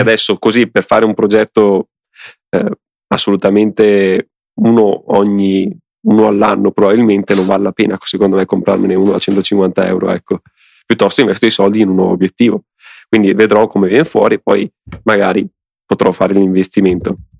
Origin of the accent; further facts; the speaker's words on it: Venetian Lagoon, Veneto, Italy; sul mio paese, in pratica sulla laguna, eh, che è, che sta dietro al mio paese, che è que-, la stessa laguna di Venezia